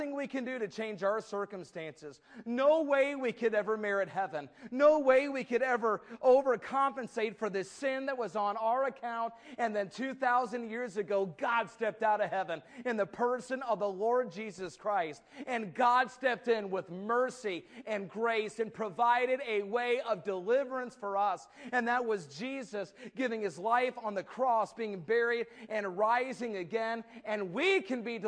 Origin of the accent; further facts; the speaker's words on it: Minnesota, United States; moved away; also born or lived in Indianapolis; We had a car like that growing up in Minnesota